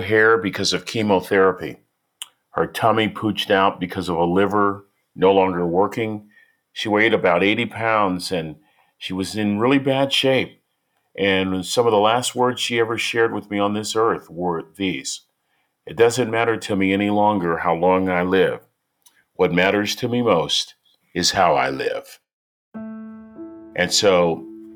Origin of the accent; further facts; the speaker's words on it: San Francisco, California, United States; I was born in San Francisco in the 1950s